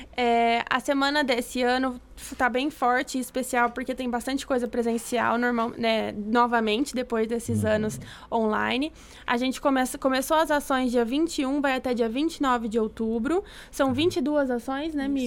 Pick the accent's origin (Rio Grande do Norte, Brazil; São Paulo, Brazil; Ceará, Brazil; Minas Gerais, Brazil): São Paulo, Brazil; Ribeirão Preto; eu sou aqui de Ribeirão